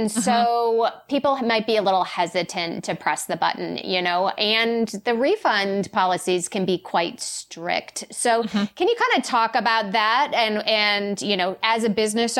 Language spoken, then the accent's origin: English; Asheville, North Carolina, United States; my hometown of Asheville, North Carolina